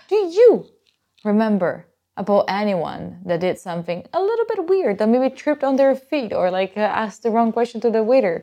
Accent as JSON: {"language": "English", "country": "Italy", "said": "I'm from Italy"}